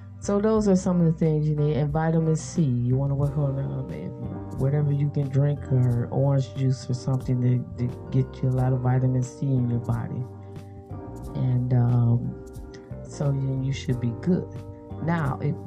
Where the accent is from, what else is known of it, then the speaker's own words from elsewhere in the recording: United States; I am African American myself